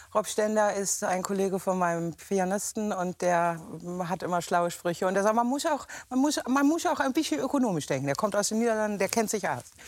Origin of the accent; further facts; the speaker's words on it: Hamburg, Germany; moved away as an adult; also born or lived in Lüneburg; now in Wendland, Germany; als Hamburger